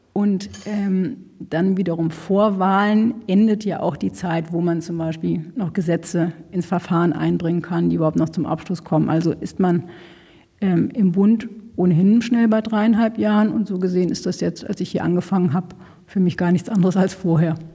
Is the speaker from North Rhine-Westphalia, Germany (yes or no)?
yes; North Rhine-Westphalia, Germany; now in Berlin, Germany; Ich komme aus, außerdem aus Nordrhein-Westfalen, da ist äh, da aus einem kleinen Ort